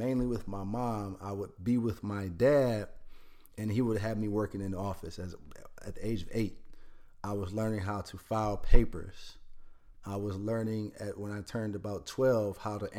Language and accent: English; Detroit, Michigan, United States; In Detroit. I grew up in Detroit, Michigan